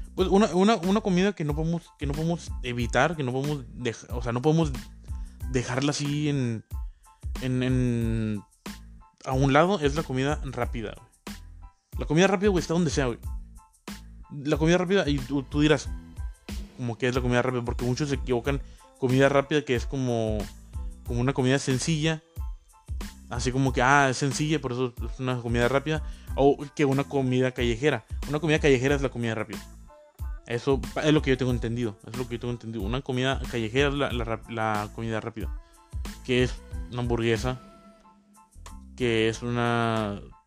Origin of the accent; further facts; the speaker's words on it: Mexico; de aquí en México, muy, muy de México